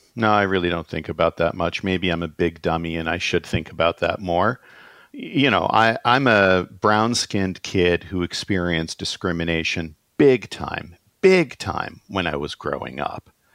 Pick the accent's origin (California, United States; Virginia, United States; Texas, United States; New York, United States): California, United States; moved away as an adult; also born or lived in Toronto, Canada; now in Canada; I was born in California instead of Iran at a time when, uh, you know, Iran in my teenage years exploded. Um, California was a really rich place to be raised